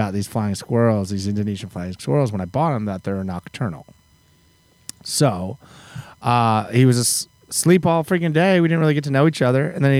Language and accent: English; Eugene, Oregon, United States; moved away as an adult; now in Nashville, United States; I'm from Eugene, Oregon, and I sold my horses and moved to Nashville in 1999.